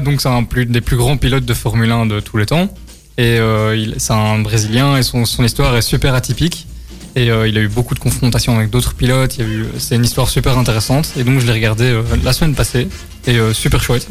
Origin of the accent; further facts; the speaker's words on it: Belgium; nous, on est belge